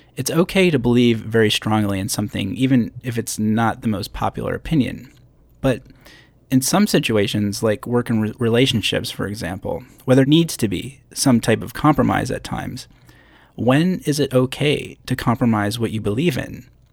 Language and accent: English; Schenectady, New York, United States; So I grew up in upstate New York, not near the Canadian border, but actually a small city called Schenectady.